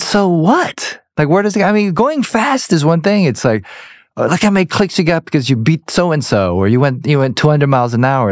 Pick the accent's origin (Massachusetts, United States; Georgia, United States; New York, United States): Georgia, United States; I'm from Georgia